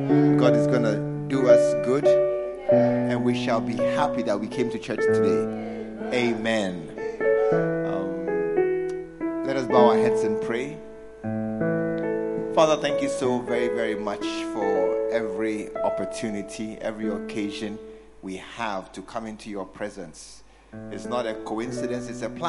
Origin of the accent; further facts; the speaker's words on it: New York, United States; I'm from New York.